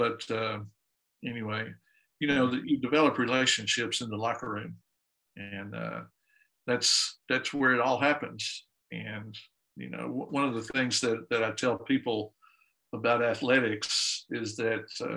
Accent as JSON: {"language": "English", "town": "Dallas", "region": "Texas", "country": "United States", "tie": "born or raised there", "also_born_or_lived": "Houston", "said": "I grew up in Dallas, then went to school at University of Houston"}